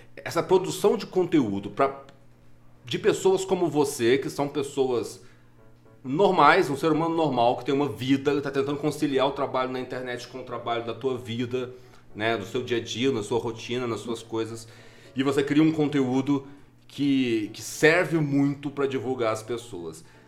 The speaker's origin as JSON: {"language": "Portuguese", "region": "Minas Gerais", "country": "Brazil", "accent": "mineiro", "said": "os meus R's de, de, de mineiro"}